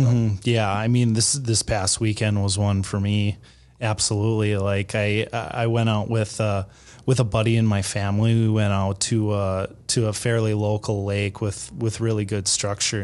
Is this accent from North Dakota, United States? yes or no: yes; Fargo, North Dakota, United States; I'm from the Fargo area